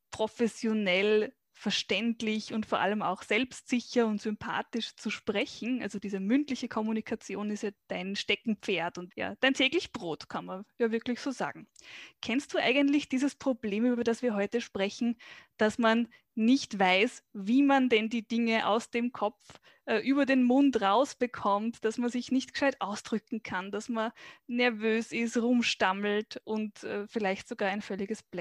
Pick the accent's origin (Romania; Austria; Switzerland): Austria; Weinviertel, Lower Austria; also born or lived in Vienna; Mein Alter ist in wenigen Tagen 36. Ich bin geboren und aufgewachsen in Geboren in Wien, aufgewachsen im Weinviertel.